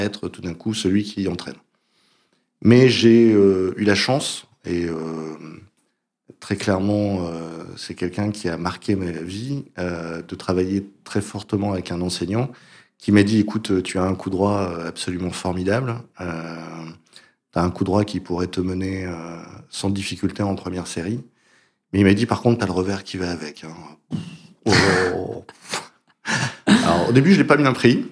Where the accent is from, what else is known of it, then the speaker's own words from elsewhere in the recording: France; moved away as an adult; also born or lived in United States; je suis français